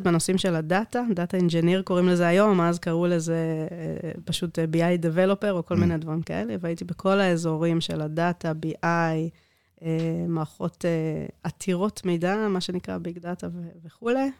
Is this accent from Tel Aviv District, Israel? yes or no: no; Netanya, Central District, Israel; born or raised there; first language Hebrew; also born or lived in South Africa